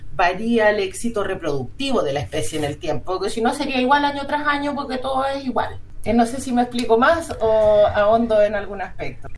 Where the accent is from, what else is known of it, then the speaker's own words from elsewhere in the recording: Chile; como chilenos